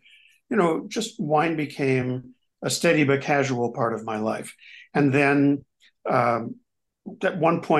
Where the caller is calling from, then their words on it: Rossendale, North West England, United Kingdom; I'm in a home in historic Rossendale. Prestigious historic Rossendale.